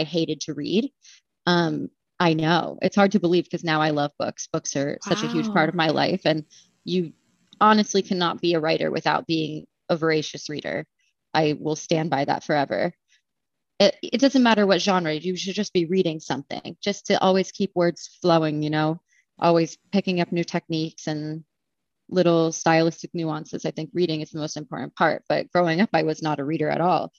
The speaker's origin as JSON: {"language": "English", "town": "Danville", "region": "Pennsylvania", "country": "United States", "tie": "born or raised there", "moved": "as an adult", "lives_now": "Philadelphia, United States", "said": "Danville, Pennsylvania. It is a blip on the map. So small, 5,000 people or less"}